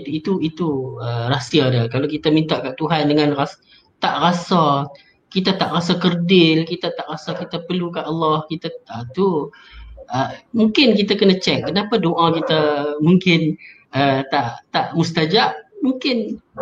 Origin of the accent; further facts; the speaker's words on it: Penang, Malaysia; Macam saya orang Penang, saya doa dalam bahasa Penang